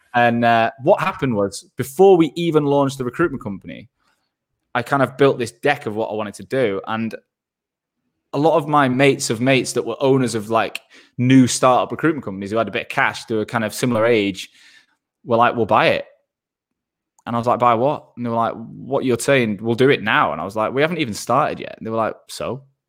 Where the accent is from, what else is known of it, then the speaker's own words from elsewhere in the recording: Manchester, North West England, United Kingdom; moved away as an adult; also born or lived in Australia / London; I'm from Manchester and I live there n, I'm back in Manchester now